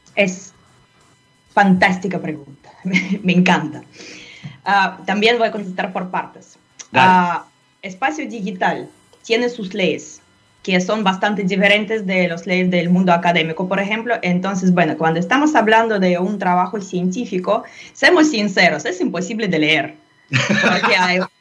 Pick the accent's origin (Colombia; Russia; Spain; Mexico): Russia; Spanish is a second language; moved away; En Rusia, de donde yo proviendo también